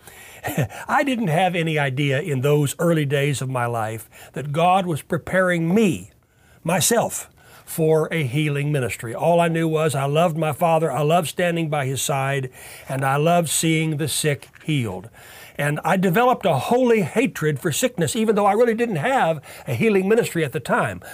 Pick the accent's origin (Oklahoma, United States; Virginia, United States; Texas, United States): Oklahoma, United States; Tulsa; I grew up here in Tulsa